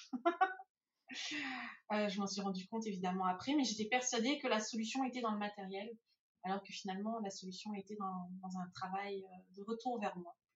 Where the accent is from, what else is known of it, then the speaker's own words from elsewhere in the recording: France; moved away as an adult; je suis française d'origine, j'ai été élevée en France, j'ai fait mes études en France.